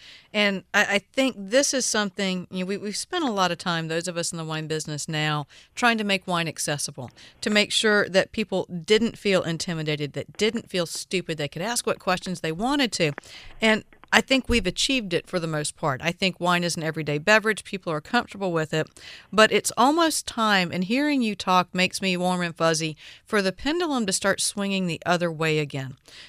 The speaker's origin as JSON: {"language": "English", "region": "the South", "country": "United States", "tie": "born or raised there", "said": "I was born and raised in the South."}